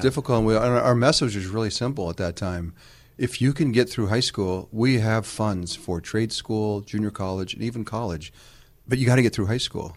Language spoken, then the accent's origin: English; Greenwich, Connecticut, United States; moved away as an adult; also born or lived in Utah; I'm just growing up in Greenwich, Connecticut.